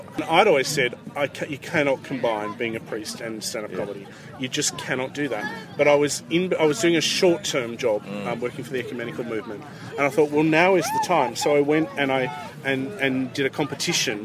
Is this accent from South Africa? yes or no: no; Sydney, New South Wales, Australia; moved away as an adult; now in Perth, Australia; I'm an Australian. I, I live in Perth, right. Western Australia, but I was raised in Sydney